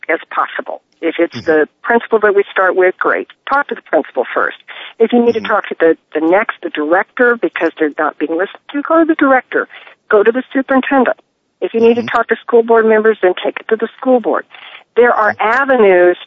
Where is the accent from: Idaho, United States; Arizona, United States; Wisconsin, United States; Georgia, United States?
Arizona, United States; Phoenix; I grew up in Phoenix